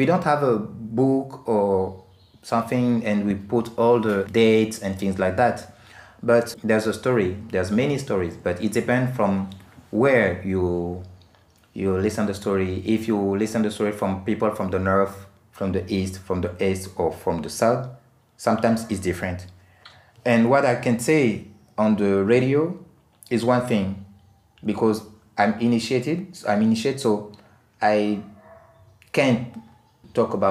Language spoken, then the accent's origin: English; Gabon; we have more than 40 languages and communities in Gabon, and each community got many ritual. So in my community, we have different tradition